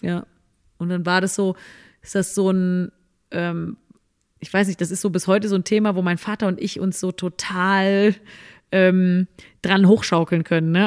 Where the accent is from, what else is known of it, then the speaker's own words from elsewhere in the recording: Cologne, North Rhine-Westphalia, Germany; war ich ja auch als Kölnerin, auch waren wir im Karneval äh, viel unterwegs